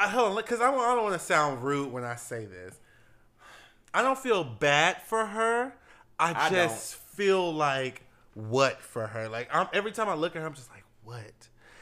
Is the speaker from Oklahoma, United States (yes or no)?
no; New York, United States; I'm a New Yorker